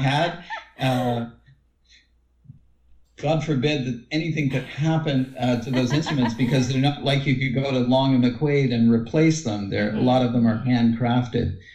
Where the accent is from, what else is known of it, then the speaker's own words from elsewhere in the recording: Windsor, Ontario, Canada; also born or lived in Toronto, Canada; now in Guelph, Canada; the area that I grew up in the Windsor, Detroit area.